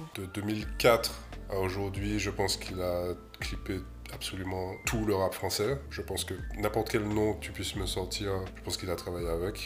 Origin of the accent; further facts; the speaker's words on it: Martinique; moved away as an adult; also born or lived in Paris; je suis né à Martinique, j'ai grandi là-bas, je suis parti euh, à 20 ans à Paris faire une école d'art